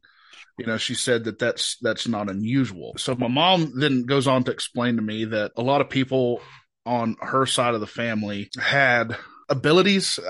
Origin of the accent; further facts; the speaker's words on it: Boone, North Carolina, United States; I'm from Boone, born and raised, small mountain town